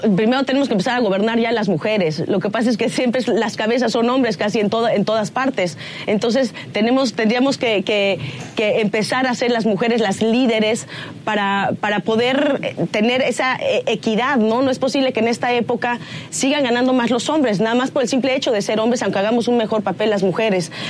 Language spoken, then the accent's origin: Spanish; Mexico; moved away as an adult; now in United States; amo México y soy mexicana antes que cualquier otra cosa